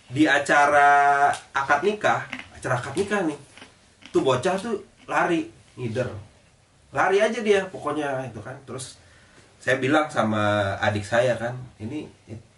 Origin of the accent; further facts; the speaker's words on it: Aceh, Indonesia; jadi saya dari Aceh eh, istri saya itu orang Jakarta kita nikahnya di Jakarta keluarga saya yang dari Aceh datang kan